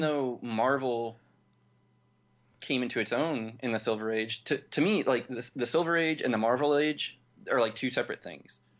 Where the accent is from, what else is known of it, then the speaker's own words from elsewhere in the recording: St. Louis, Missouri, United States; I'm from Saint Louis